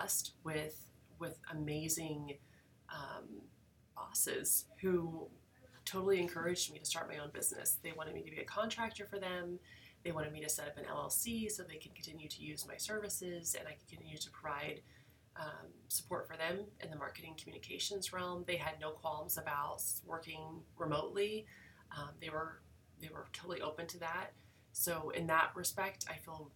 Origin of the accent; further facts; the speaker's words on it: Emporia, Kansas, United States; also born or lived in Junction City, Kansas; I am a Kansas native. I was born in Emporia, Kansas, and graduated from Junction City High School.